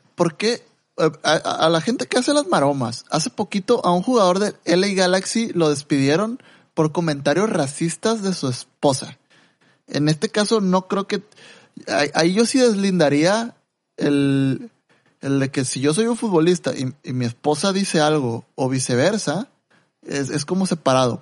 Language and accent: Spanish; Mexico